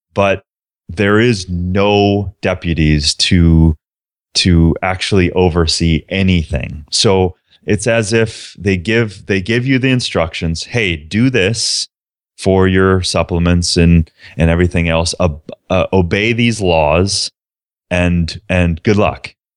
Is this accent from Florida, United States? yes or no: no; southern Minnesota, United States; I was a small town kid from southern Minnesota